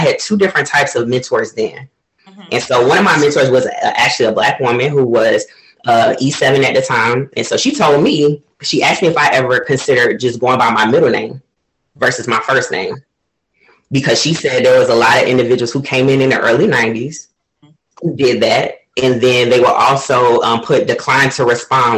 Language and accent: English; Florida, United States; moved away as an adult; also born or lived in Cleveland, Ohio / Portugal; I was born in Cleveland, but I was raised in Florida